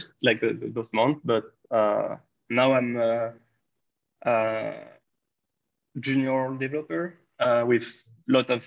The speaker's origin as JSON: {"language": "English", "country": "France", "said": "I'm from France"}